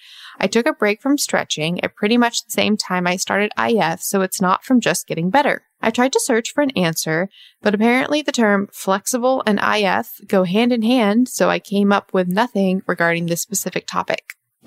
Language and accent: English; Australia; And yes, I'm from Australia.